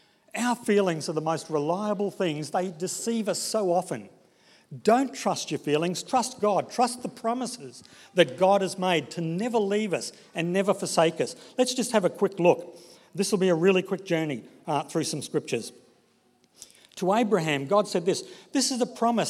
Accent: Brisbane, Queensland, Australia; I grew up in Brisbane, in the suburb of Inala

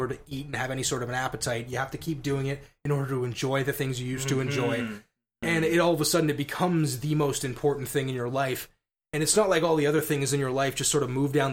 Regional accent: Scotland, United Kingdom; as a Scotsman

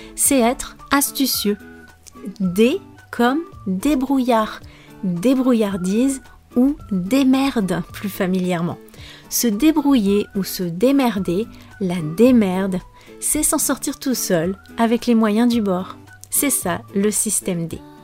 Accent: France; je suis française

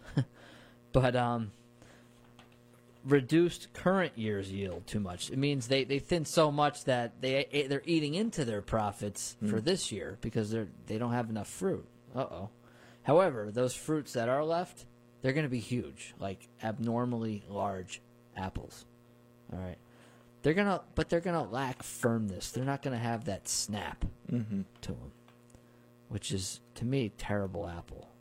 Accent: Hudson Valley, New York, United States; I grew up near orchards in the Hudson Valley

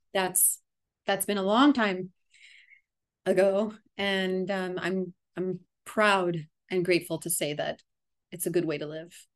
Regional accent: Miami, Florida, United States; moved away as an adult; now in Asheville, United States; the Miami community after I've been away cuz I I live now in Asheville for the last almost 7 years. And um going to be heading back and starting to grow some roots back in my hometown

